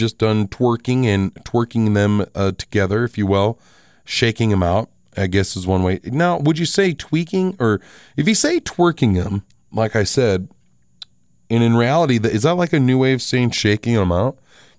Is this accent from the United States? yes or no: yes; Box Elder, United States; another song is about a house that I grew up in Box Elder.